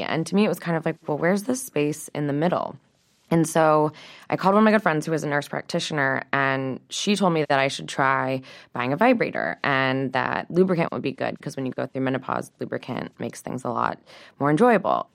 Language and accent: English; St. Louis, Missouri, United States; I grew up in Saint Louis, Missouri, in the Midwest